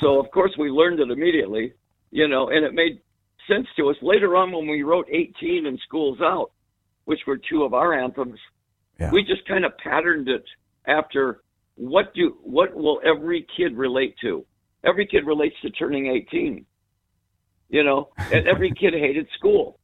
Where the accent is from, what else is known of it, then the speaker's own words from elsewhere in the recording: United States; we're from America